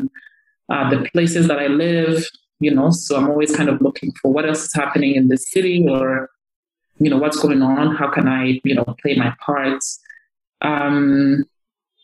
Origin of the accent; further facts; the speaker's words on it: Kigali, Rwanda; also born or lived in Northern Province, Rwanda / United States; I grew up in Kigali, from ages 7 to 18. I mean, before then, I was living in the Northern Province.